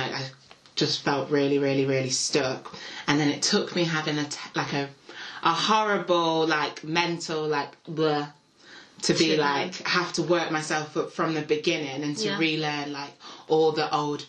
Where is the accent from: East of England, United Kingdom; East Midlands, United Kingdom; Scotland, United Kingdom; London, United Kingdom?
East Midlands, United Kingdom; Nottingham; I'm 21. I'm from Nottingham.